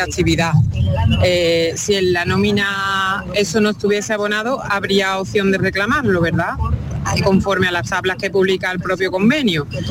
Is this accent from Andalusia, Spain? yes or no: yes; Seville, Andalusia, Spain; soy de Sevilla